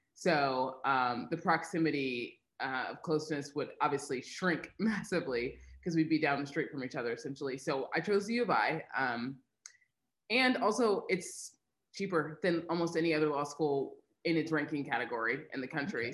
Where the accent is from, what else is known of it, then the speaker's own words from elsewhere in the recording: Missouri, United States; moved away as an adult; now in Boise, United States; I am from the Midwest. I was born and raised in Missouri